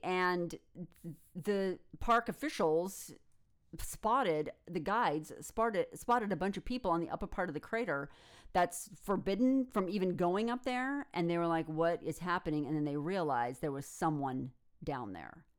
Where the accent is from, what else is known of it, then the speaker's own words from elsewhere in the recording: United States; in the United States, we hear about being the ugly American